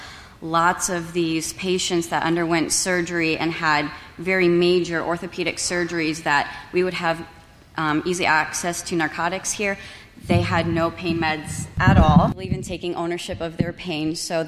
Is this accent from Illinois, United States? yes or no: no; Phoenix, Arizona, United States; I'm from North Phoenix.